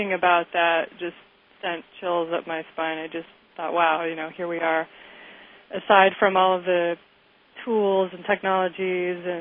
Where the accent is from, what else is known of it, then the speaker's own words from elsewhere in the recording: Kansas City, Missouri, United States; I grew up in Kansas City